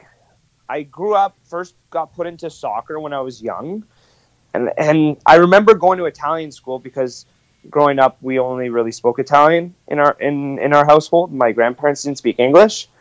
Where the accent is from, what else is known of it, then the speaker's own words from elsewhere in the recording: Ottawa, Ontario, Canada; moved away as an adult; now in Regina, Canada; I grew up in Ottawa, Ontario